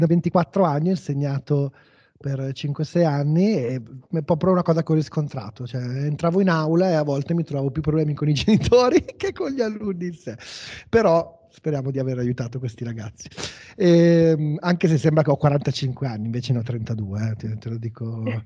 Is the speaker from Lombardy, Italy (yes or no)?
yes; Como, Lombardy, Italy; io sono di Como